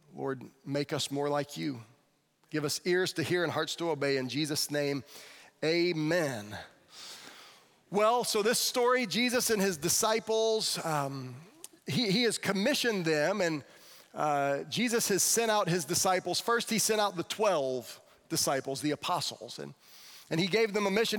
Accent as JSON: {"language": "English", "region": "Florida", "country": "United States", "said": "the kid from Florida"}